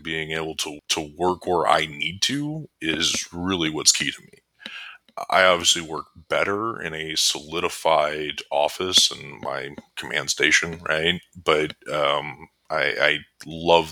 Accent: Pick City, North Dakota, United States; now in Fargo, United States; I was born and raised in North Dakota.

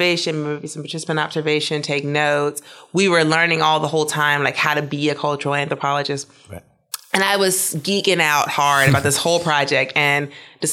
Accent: Mississippi, United States; moved away; I grew up in Mississippi

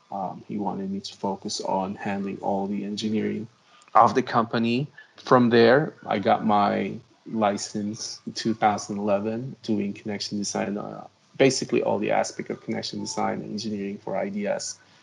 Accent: Philippines; moved away as an adult; I came from the Philippines, and I got my degree bachelor's degree in civil engineering in the Philippines.

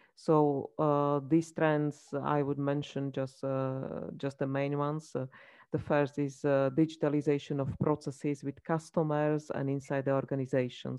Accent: Slovakia; I come from Slovakia, so I can say that it's a small country

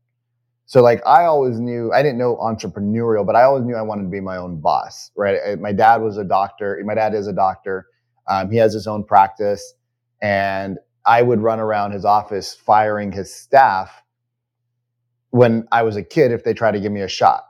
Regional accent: United States; I'm totally an American

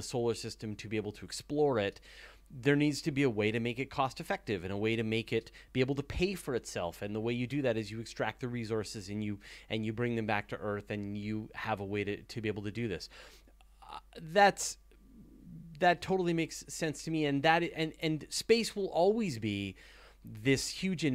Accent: Canada; I'm a Canadian

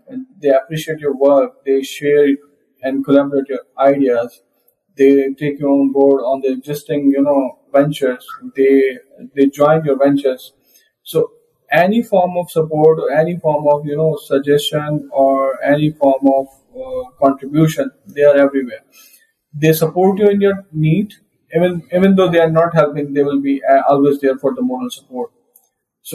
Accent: Pakistan; I'm from Pakistan, first and only MVP from Pakistan

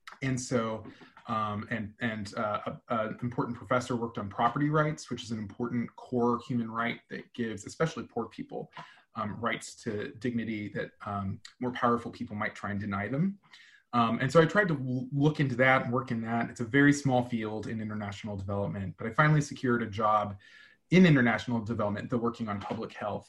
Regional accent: St. Louis, Missouri, United States; moved away as an adult; also born or lived in Chicago; my hometown of St. Louis, Missouri

